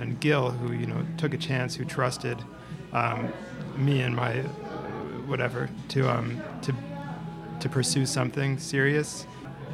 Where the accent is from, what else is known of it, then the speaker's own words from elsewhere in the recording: Lexington, Massachusetts, United States; moved away as an adult; now in New York, United States; I'm from Lexington, Massachusetts